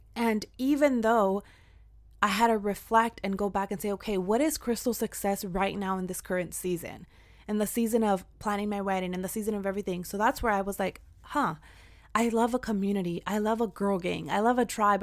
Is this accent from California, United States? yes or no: yes; Central Valley, California, United States; I am from the Central Valley